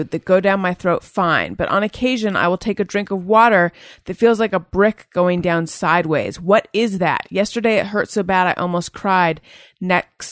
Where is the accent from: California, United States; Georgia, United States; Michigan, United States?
California, United States; Orange County; I grew up like in Orange County